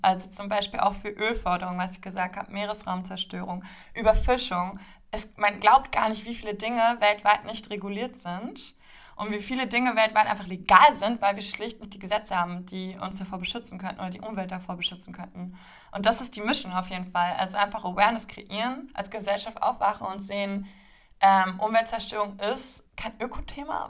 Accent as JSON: {"language": "German", "region": "Berlin", "country": "Germany", "said": "Ich komme aus Berlin"}